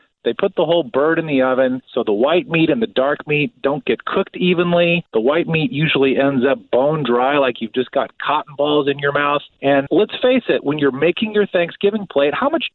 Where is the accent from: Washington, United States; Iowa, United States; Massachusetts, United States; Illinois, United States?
Illinois, United States; outside of Chicago, the Midwest; born or raised there